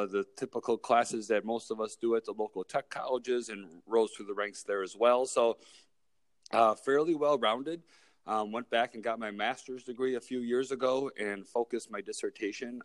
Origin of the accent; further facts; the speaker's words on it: Milwaukee, Wisconsin, United States; also born or lived in Kenosha, Wisconsin / Eau Claire, Wisconsin; I was born and raised here in Milwaukee, Wisconsin